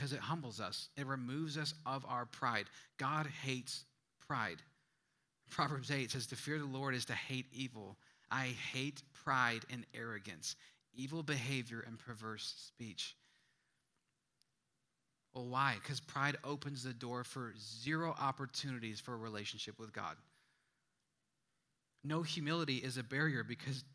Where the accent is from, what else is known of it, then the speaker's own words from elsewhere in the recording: Midwest, United States; moved away; I'm from the Midwest.